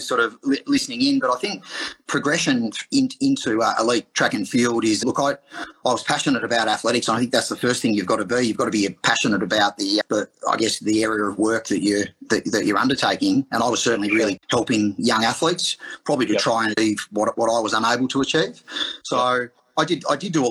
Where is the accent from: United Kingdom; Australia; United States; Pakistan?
Australia; Geelong, Victoria; I actually moved back to Geelong, which was my hometown